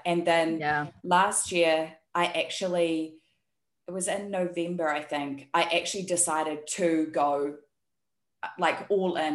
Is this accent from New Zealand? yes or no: yes; New Zealand; moved away as an adult; also born or lived in Taiwan; now in South Korea; you can hear by my accent, I'm actually from New Zealand, but I live in South Korea